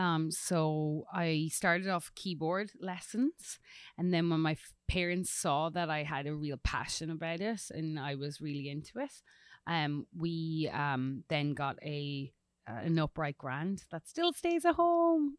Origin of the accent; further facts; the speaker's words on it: Collon, County Louth, Ireland; moved away as an adult; now in Tennessee, United States; I'm originally from Ireland, a little rural village called Cullen in County Louth. Um, but now I lay my hat here in Tennessee.